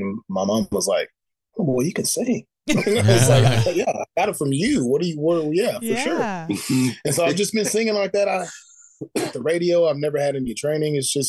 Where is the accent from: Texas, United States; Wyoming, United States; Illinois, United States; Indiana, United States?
Texas, United States; moved away as an adult; now in Northern California, United States; I'm from the South, so I grew up in the church.